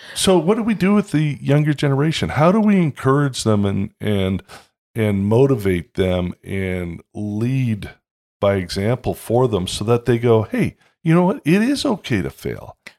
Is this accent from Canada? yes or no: yes; Toronto, Ontario, Canada; I grew up in Toronto